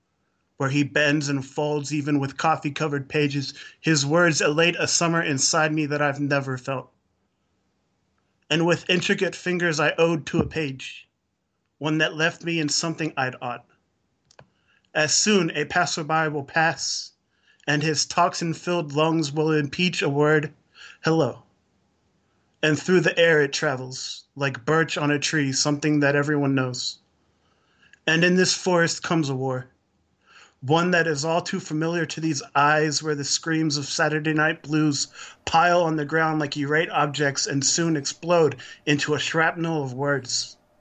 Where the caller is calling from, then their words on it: Dayton, Ohio, United States; Hey, I'm calling from Dayton, Ohio.